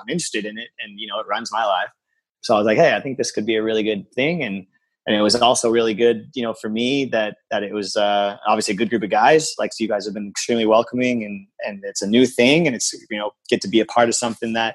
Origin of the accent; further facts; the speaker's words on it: San Diego, California, United States; I grew up in San Diego